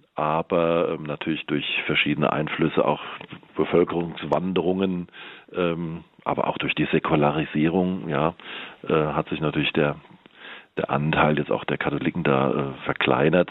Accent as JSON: {"language": "German", "town": "Ober-Wöllstadt", "region": "Hesse", "country": "Germany", "tie": "born or raised there", "also_born_or_lived": "Hilden, North Rhine-Westphalia / Mainz / Darmstadt", "moved": "as an adult", "lives_now": "Heppenheim, Germany", "said": "dann bin ich aufgewachsen in der Wetterau"}